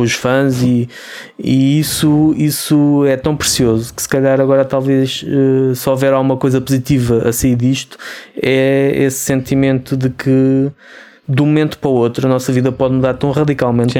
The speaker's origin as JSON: {"language": "Portuguese", "country": "Portugal", "said": "nós, nós somos portugueses"}